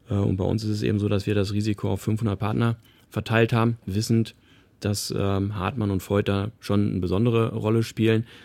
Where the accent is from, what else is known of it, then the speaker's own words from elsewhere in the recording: Paderborn, North Rhine-Westphalia, Germany; now in Heidenheim, Germany; meine Heimatstadt Paderborn